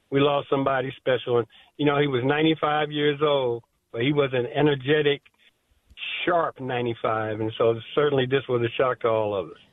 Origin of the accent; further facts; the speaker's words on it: Iron Range, Minnesota, United States; now in Florida, United States; being a Minnesotan and growing up on the Iron Range